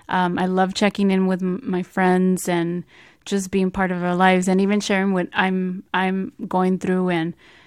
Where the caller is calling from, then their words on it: San Francisco, California, United States; I am joining you from the Bay Area, from the city of San Francisco, to be exact.